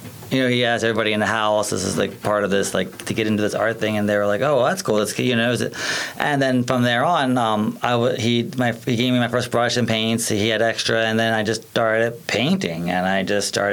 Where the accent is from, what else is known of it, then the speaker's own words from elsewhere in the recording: Eastern Shore, Maryland, United States; moved away as an adult; now in Baltimore, United States; I was born and raised here in Maryland on the Eastern Shore.